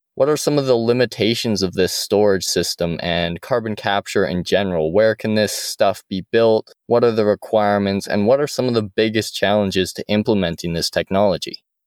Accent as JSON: {"language": "English", "town": "Airdrie", "region": "Alberta", "country": "Canada", "tie": "born or raised there", "said": "my hometown of Airdrie"}